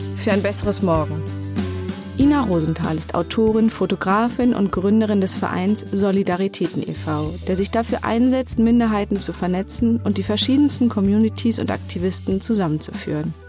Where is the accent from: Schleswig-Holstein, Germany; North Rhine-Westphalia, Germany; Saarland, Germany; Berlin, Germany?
Berlin, Germany; ich bin in Grunewald groß geworden, direkt am, am S-Bahnhof